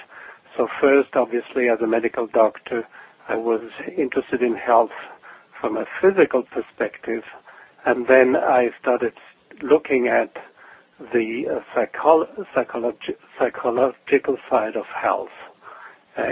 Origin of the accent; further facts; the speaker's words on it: Switzerland; moved away as an adult; now in Portland, United States; I'm originally from Switzerland. I now live in Portland, Oregon, but I grew up in Switzerland